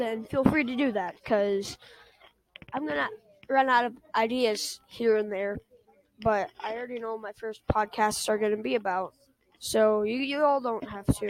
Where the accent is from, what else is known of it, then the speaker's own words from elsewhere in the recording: Texas, United States; I am from Texas.